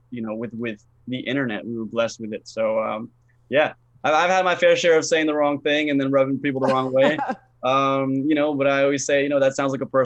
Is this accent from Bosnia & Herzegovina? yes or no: yes; Bosnia & Herzegovina; now in United States; I'm originally from a, a country called Bosnia, if you're familiar with it. Uh, so we kind of moved. We moved from Bosnia into uh, Florida